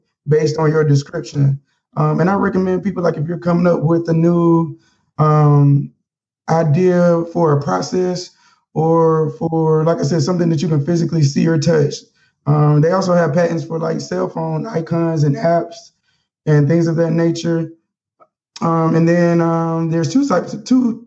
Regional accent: Mobile, Alabama, United States; moved away as an adult; now in Washington, D.C., United States; Growing up with Mobile

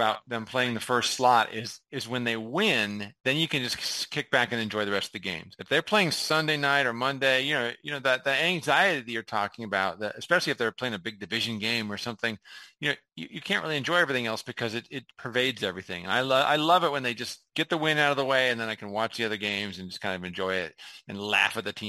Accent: California, United States; I grew up in California, so that meant 10 a.m. and then the West Coast games would be at 1 o'clock.

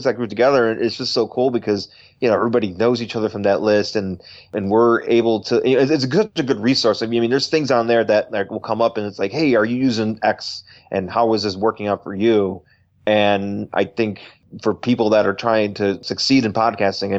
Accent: Buffalo, New York, United States; now in California, United States; I'm from Buffalo, New York

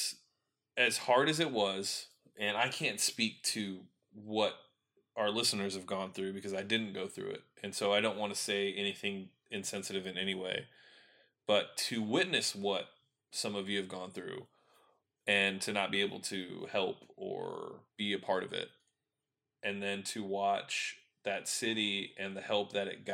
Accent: California, United States; also born or lived in Houston, Texas; now in Austin, United States; I spent my childhood in California

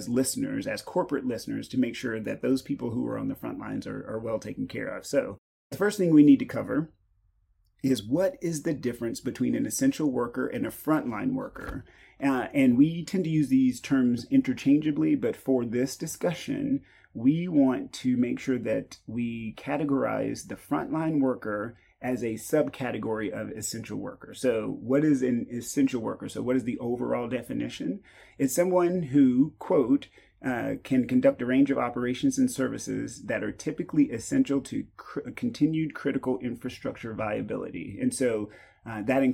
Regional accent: East Texas, United States; I grew up in East Texas, grew up super poor

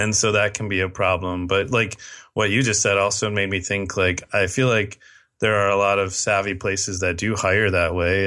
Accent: United States

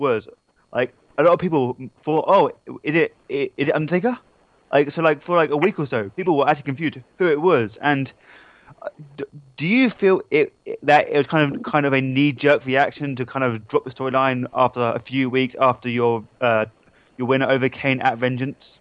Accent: England, United Kingdom; that's what I get for being English

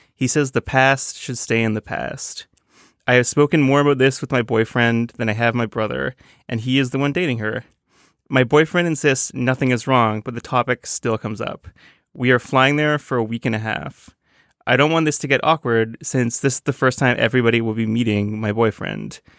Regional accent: Toronto, Ontario, Canada; now in New York, United States; I'm from Toronto, a, a very big town

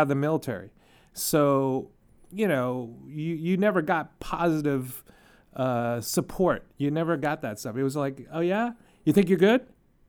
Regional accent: United States; I was born and raised here in America.

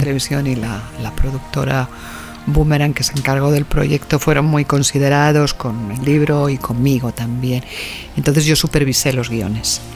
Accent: Spain; las ferias nuestras españolas

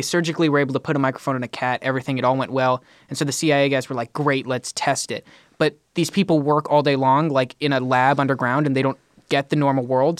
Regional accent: California, United States; As a Californian, my entire life

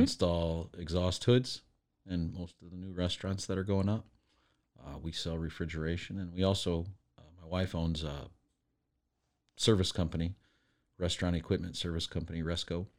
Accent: Detroit, Michigan, United States; now in Waco, United States; I grew up in Detroit

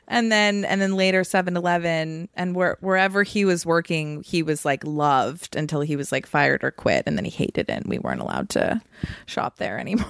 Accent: Massachusetts, United States; also born or lived in Vermont; I moved from Vermont when I was seven to Massachusetts

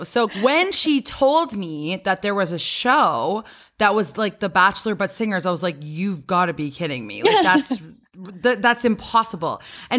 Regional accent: Canada; because as a Canadian, we always like hear this in the movies and stuff as well.

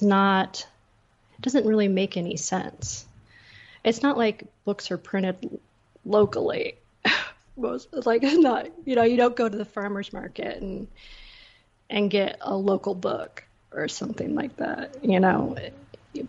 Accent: Seattle, Washington, United States; also born or lived in Blaine, Washington; now in Austin, United States; I grew up in Seattle, but I lived all around Washington

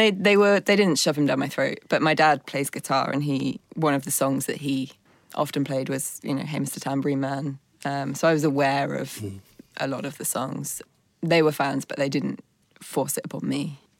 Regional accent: London, United Kingdom; But yeah, born in London. Parents are both … fans.

